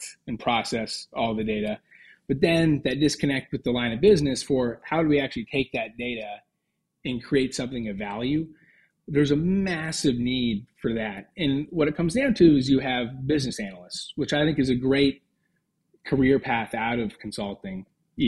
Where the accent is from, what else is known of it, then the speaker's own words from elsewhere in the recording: Cheney, Washington, United States; moved away as an adult; also born or lived in Seattle, Washington; now in Melbourne, Australia; Cheney is the small town suburb that I grew up